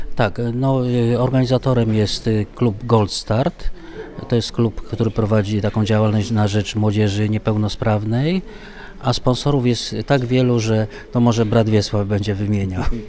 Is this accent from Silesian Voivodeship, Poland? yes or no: yes; Częstochowa, Silesian Voivodeship, Poland; Tutaj u nas w Częstochowie to jest tradycją, że turnieje okolicznościowe się odbywały